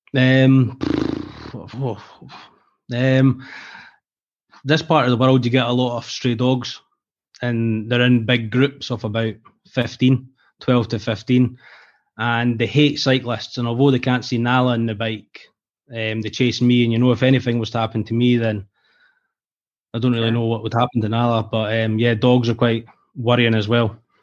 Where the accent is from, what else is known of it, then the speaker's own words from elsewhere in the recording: Scotland, United Kingdom; accent: Scottish; my Scottish accent